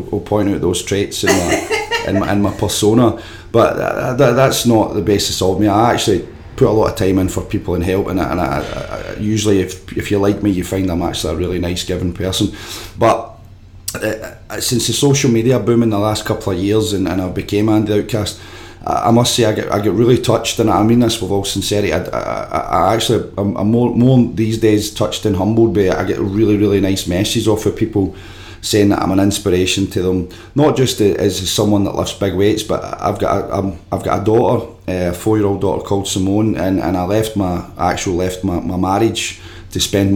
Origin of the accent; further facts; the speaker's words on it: Glasgow, Scotland, United Kingdom; I grew up in Yoker, just in the borders of Clydebank